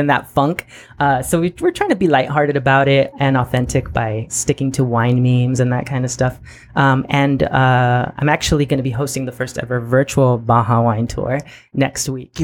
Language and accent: English; National City, California, United States; also born or lived in Imperial Beach, California; I was born and raised in the South Bay. I lived in National City until I was 18